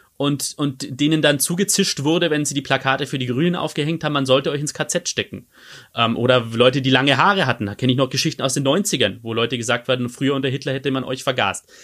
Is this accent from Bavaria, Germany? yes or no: yes; Regensburg, Bavaria, Germany; in meiner Heimatstadt Regensburg